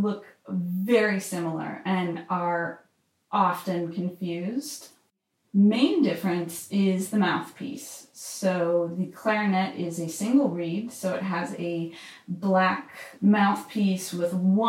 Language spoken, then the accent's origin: English; Wooster, Ohio, United States; the middle school in my hometown of Worcester, Ohio